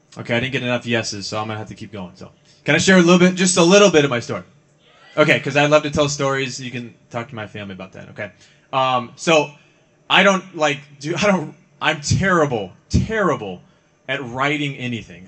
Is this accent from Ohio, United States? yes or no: yes; Ohio, United States; moved away; also born or lived in California / Arizona; I grew up mostly in Ohio, but I've lived in California and I've also lived in Arizona